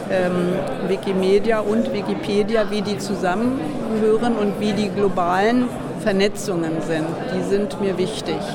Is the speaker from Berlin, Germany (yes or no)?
yes; Berlin, Germany; Nein, ich komme aus Berlin